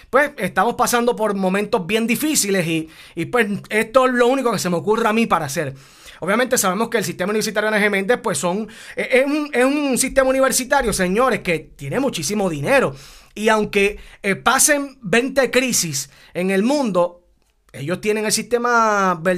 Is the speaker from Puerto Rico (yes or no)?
yes; Puerto Rico; Somos puertorriqueños y nos llena de orgullo también.